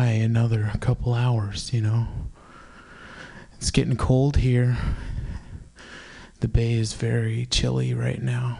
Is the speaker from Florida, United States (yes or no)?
no; San Francisco Bay Area, California, United States; I'm from the San Francisco Bay Area. I memorized my zip code as a child. 94530